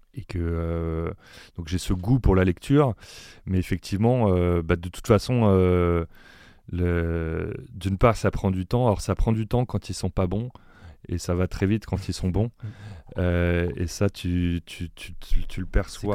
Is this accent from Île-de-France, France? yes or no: yes; Paris, Île-de-France, France; moi-même, je suis parisien, même si voilà, j'ai des, racines provinciales.